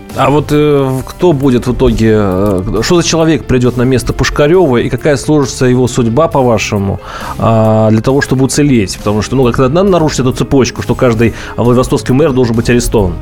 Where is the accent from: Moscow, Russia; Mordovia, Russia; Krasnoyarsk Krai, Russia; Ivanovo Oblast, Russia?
Mordovia, Russia; Я вот сам из Мордовии